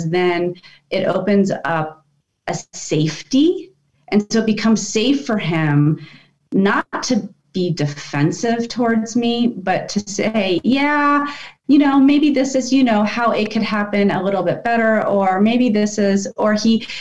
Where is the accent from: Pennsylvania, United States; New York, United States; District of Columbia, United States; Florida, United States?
District of Columbia, United States; Washington; I grew up in Washington, D.C. in that part of the world.